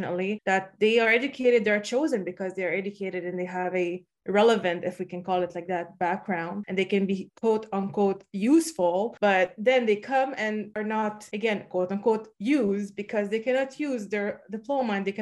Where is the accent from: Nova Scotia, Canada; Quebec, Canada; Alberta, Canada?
Quebec, Canada; Montreal; I was born in Montreal, in Quebec, and I'm pretty privileged to be born there